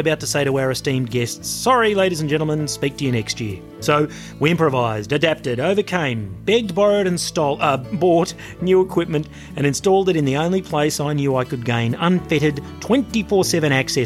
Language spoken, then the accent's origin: English; Australia; I'm from Australia